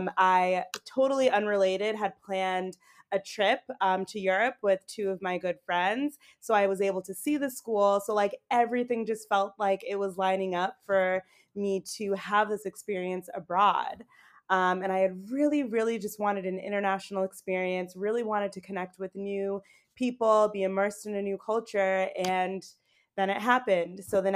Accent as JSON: {"language": "English", "town": "Boston", "region": "Massachusetts", "country": "United States", "also_born_or_lived": "New York City", "moved": "as an adult", "lives_now": "Paris, France", "said": "I'm actually originally from Boston, Massachusetts, like a suburb right outside of the city."}